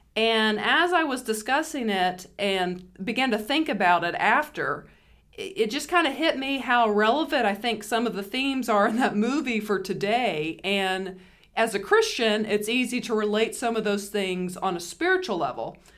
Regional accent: United States; we're American

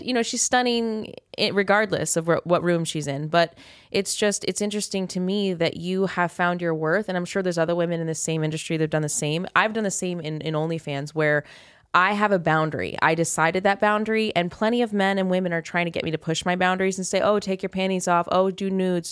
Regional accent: Kansas, United States; now in Las Vegas, United States; we've escaped. I escaped Kansas

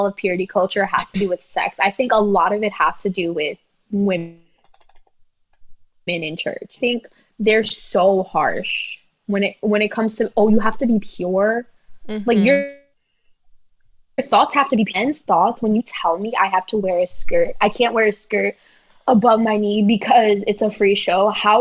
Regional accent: New York City, New York, United States; I'm from Brooklyn

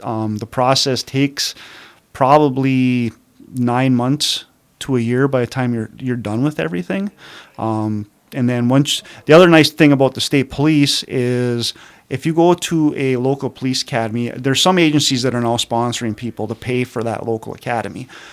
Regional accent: Calumet, Michigan, United States; also born or lived in Marquette, Michigan; born and raised in Calumet

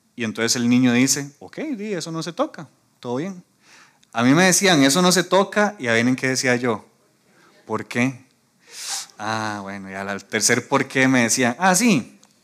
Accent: Costa Rica

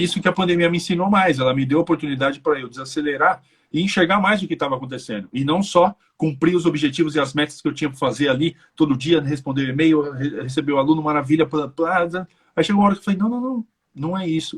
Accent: Brazil; moved away as an adult; now in Ireland; eu como brasileiro

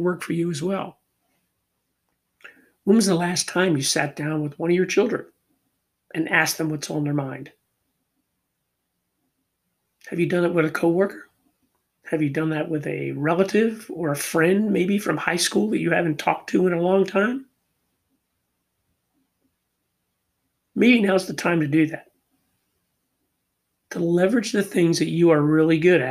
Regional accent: Philadelphia, Pennsylvania, United States; I'm born and raised in Philadelphia

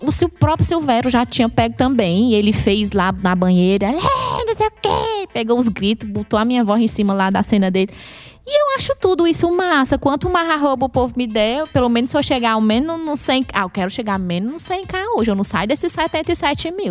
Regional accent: Maranguape, Ceará, Brazil; eu sou do Maranguape, imediatamente as pessoas já associam. Ah, é a terra do Chico Anísio

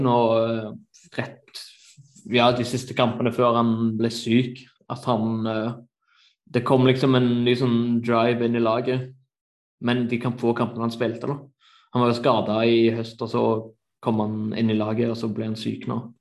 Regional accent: Norway; moved away as an adult; now in Germany; Jeg var hjemme i Norge nå over jul og nyttår

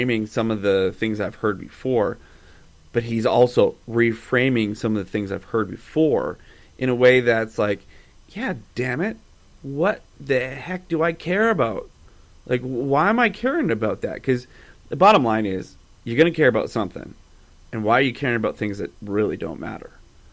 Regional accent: Calgary, Alberta, Canada; also born or lived in Sherwood Park; I grew up in Calgary, moved to Sherwood Park

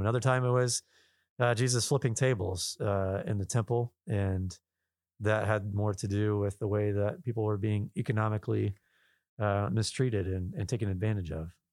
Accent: Southwest Virginia, United States; I'm living here and I'm born and raised in Southwest Virginia

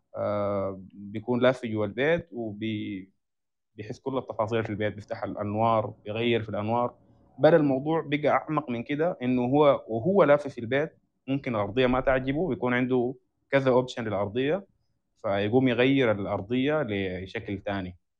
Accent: Sudan; احنا عندنا في السودان

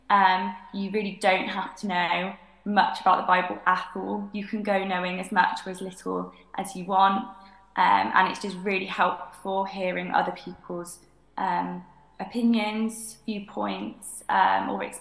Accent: Cheltenham, South West England, United Kingdom; Um, I live in Cheltenham. I'm from Cheltenham. Um, I've kind of grown up going to church in West Cheltenham

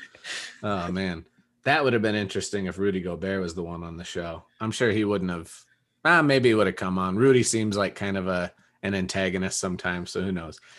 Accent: Rapid City, South Dakota, United States; now in Denver, United States; my hometown, Rapid City

